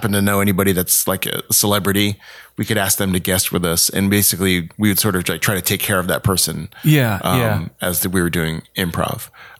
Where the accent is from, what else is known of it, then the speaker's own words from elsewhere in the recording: Mississippi, United States; born there; also born or lived in North Carolina / Houston; Before Houston. So okay. I was born in Mississippi.